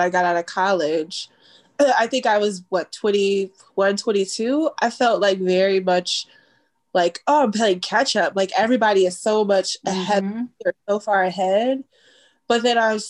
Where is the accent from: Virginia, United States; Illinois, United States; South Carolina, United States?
Illinois, United States; Chicago; as a Black kid growing up in Chicago